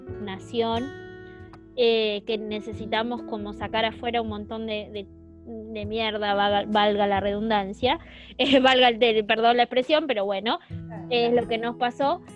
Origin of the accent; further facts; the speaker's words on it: Argentina; nosotros por lo menos como, como lectoras argentinas